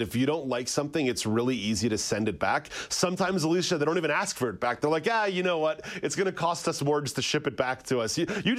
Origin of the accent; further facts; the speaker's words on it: Canada; We are Canadian idiots up here in our own special way.